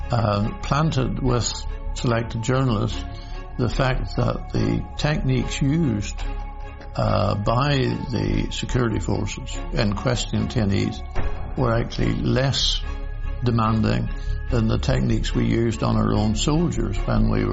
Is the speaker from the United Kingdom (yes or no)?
yes; Northern Ireland, United Kingdom; I grew up in Northern Ireland